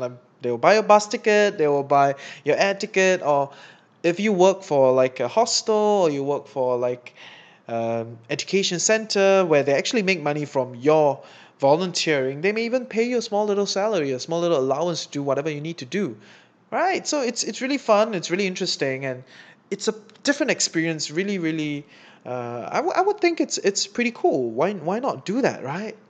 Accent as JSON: {"language": "English", "country": "Singapore", "said": "As a Singaporean making Sing dollar"}